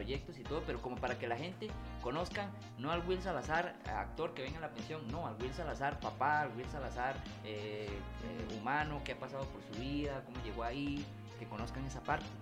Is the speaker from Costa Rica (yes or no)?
yes; San Ramón, Alajuela, Costa Rica; soy de San Ramón